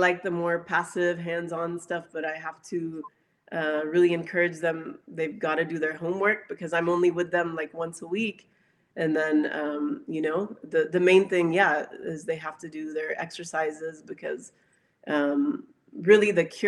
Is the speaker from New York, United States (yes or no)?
no; Dallas, Texas, United States; I was actually born in Dallas, Texas